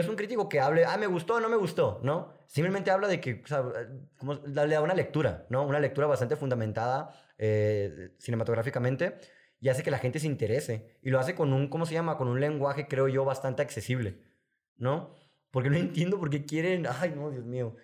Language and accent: Spanish; Sonora, Mexico; yo soy de Sonora